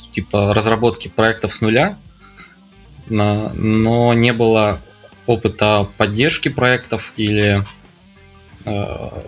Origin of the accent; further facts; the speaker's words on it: Morozovsk, Rostov Oblast, Russia; now in Japan; Из, из э, э, Ростовской области, из маленького города Морозовск.